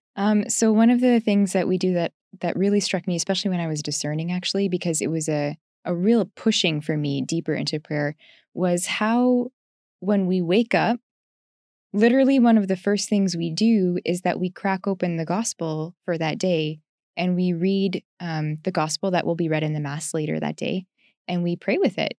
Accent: Canada; I'm from Canada

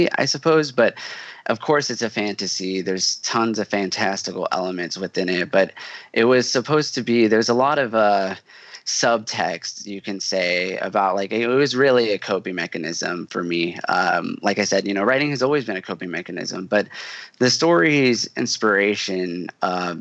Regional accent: Houston, Texas, United States; moved away; I'm from Houston originally

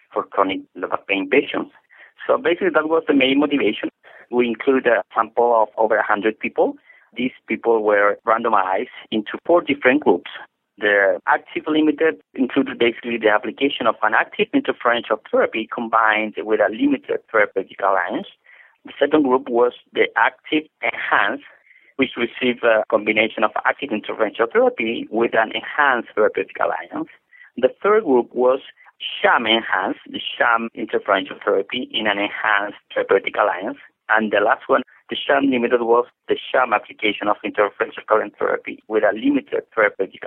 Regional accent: Chile; also born or lived in Edmonton, Canada; I am from Chile.

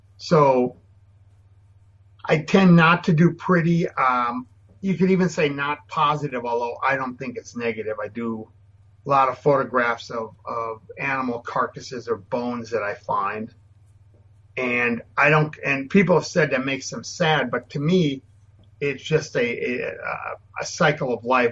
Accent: Minnesota, United States; I was born and raised in Minnesota.

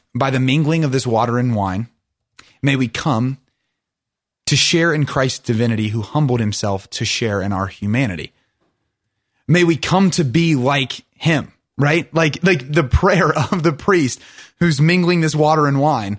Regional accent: Ohio, United States; we grew up on the Ohio River

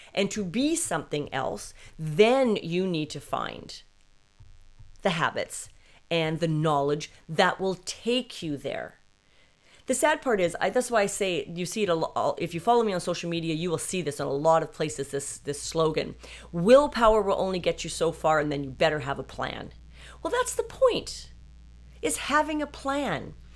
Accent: British Columbia, Canada; I was raised in Canada.

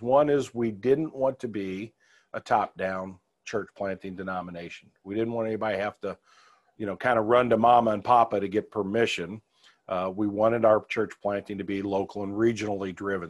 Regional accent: Kirkwood, Missouri, United States; I grew up in Kirkwood, uh, here in Saint Louis

